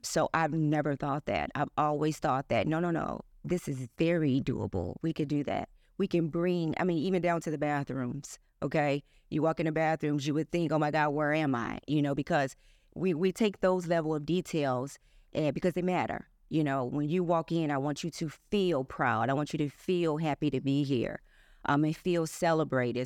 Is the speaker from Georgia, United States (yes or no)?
no; East St. Louis, Illinois, United States; born or raised there